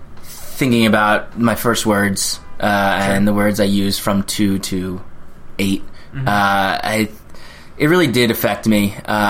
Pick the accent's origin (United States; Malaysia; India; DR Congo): United States; Long Island, New York; also born or lived in Brooklyn/Queens border; I was bred, but not born.